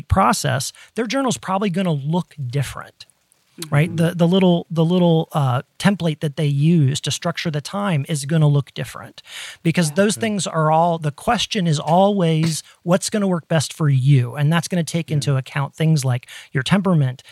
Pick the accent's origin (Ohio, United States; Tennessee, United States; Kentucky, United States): Ohio, United States; growing up in Ohio in the Midwest